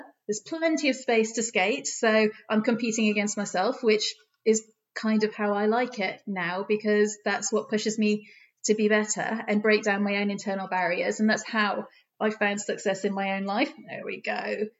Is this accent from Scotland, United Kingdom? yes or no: no; Doncaster, Yorkshire and the Humber, United Kingdom; Being from the north, I'm from Doncaster. You can't tell because I went to university in the south, and if you talk like this at UCL, nobody takes you serious. So I had to lose the accent.